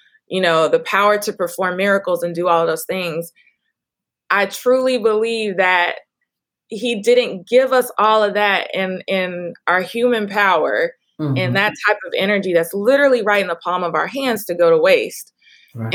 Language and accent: English; Dallas, Texas, United States; I'm now moving to open a wellness studio where I grew up in Oak Cliff